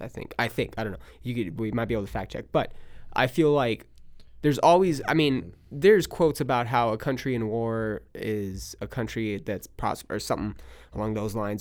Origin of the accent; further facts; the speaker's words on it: California, United States; now in Texas, United States; I'm from California. I say I'm from California